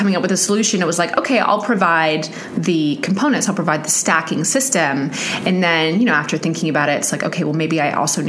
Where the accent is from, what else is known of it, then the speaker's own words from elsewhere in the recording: New Zealand; now in Pittsburgh, United States; New Zealand.